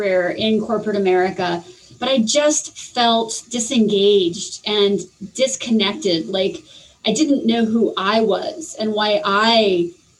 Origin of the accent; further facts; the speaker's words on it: Arizona, United States; also born or lived in Spain / Mexico; growing up in Arizona, being very Hispanic based, I learned how to speak Spanish